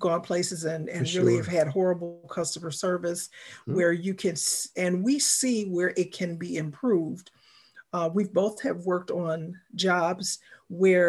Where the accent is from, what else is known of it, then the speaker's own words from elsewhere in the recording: Chicago, Illinois, United States; I am from Chicago